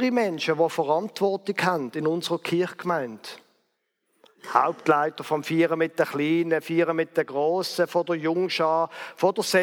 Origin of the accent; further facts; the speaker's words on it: Basel, Basel-Stadt, Switzerland; Zum Beispiel in Basel, wo ich aufgewachsen bin.